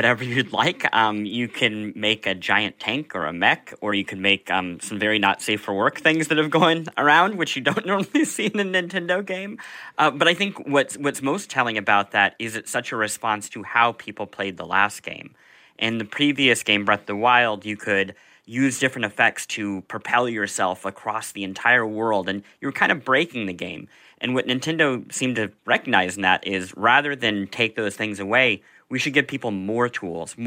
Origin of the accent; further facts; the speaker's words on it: Midwest, United States; I grew up in the Midwest.